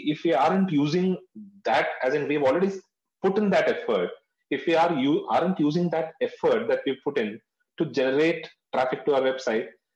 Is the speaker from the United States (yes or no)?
no; North India, India; I'm from South India. But I've been born and brought up in North India